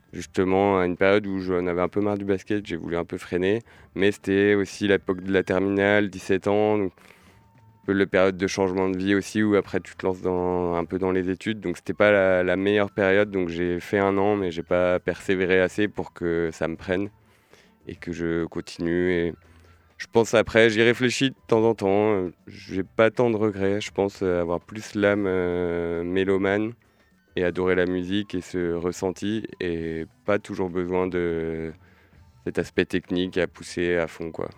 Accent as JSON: {"language": "French", "town": "La Roche-sur-Yon", "region": "Pays de la Loire", "country": "France", "moved": "yes", "lives_now": "Nantes, France", "said": "originaire de La Roche-sur-Yon aussi"}